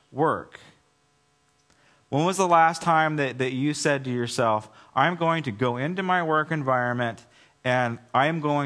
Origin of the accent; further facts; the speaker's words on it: United States; I'm an American